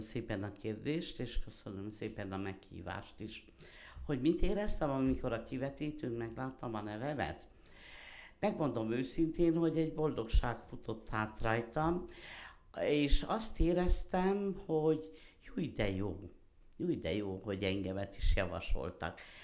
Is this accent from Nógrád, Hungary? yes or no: yes; Szirák, Nógrád, Hungary; also born or lived in Veszprém / Debrecen; én Szereden születtem, eh, ma is ott élek